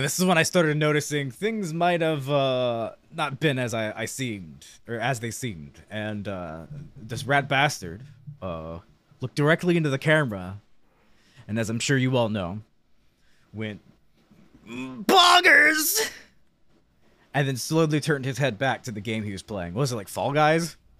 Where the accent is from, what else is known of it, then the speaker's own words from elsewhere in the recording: United States; as an American